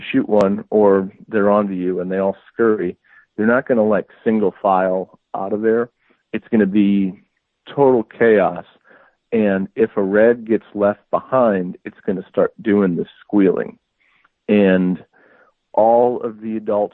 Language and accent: English; Midwest, United States; moved away as an adult; now in Arizona, United States; I grew up hunting in the Midwest, on a family plot of land that I still try to get back to and hunt every year